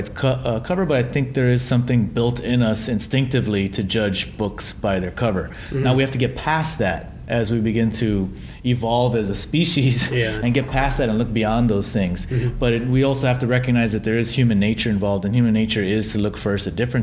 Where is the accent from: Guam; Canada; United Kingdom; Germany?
Guam; I was born and raised on Guam